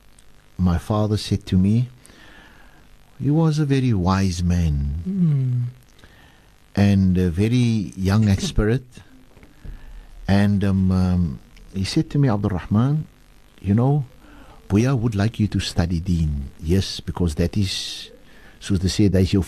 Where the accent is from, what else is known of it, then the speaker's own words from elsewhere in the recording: Cape Town, Western Cape, South Africa; I born and bred in Sari Estate.